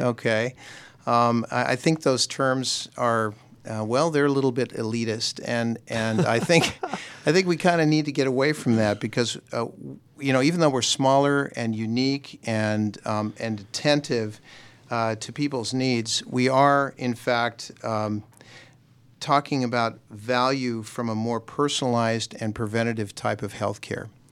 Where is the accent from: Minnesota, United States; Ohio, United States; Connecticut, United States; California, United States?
California, United States; Southern; moved away as an adult; also born or lived in Nashville, Tennessee / Newport News, Virginia; now in Alpharetta, United States; I grew up in Southern California